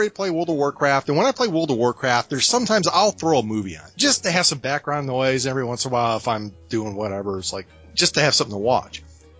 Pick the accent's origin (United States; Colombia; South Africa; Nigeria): United States; Indiana; accent: Hoosier; I'm from Indiana, and we only speak two kinds of English, good and bad.